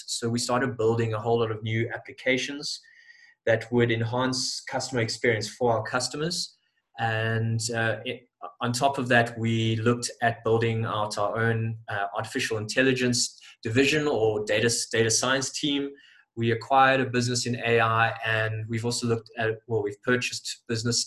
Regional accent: Johannesburg, Gauteng, South Africa; I'm from Johannesburg, South Africa

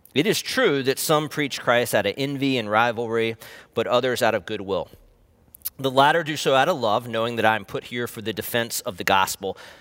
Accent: East Coast, United States; now in Portland, United States; I grew up on the East Coast, spent a lot of my childhood going to beaches in North Carolina and Virginia

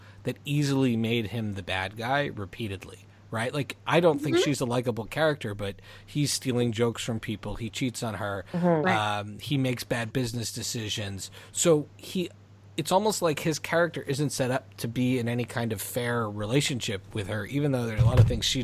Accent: Montreal, Quebec, Canada; growing up in Montreal when we grew up.

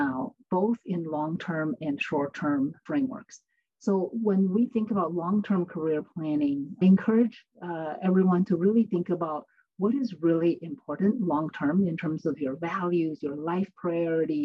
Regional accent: China; moved away as an adult; now in United States; I grew up in China, finished university in China, and came to the United States for graduate school

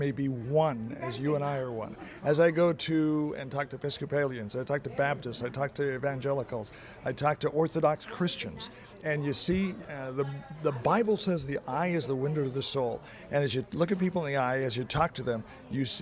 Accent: Oregon, United States; I'm from Oregon

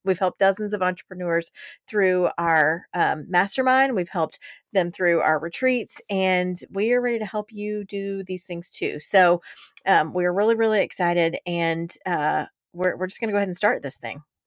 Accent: Georgia, United States; I'm from Georgia

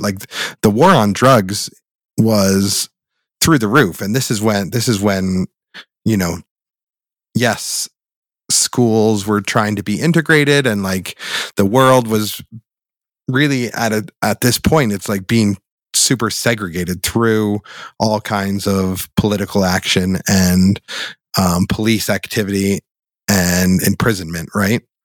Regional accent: Boulder, Colorado, United States; we grew up in Boulder, Colorado

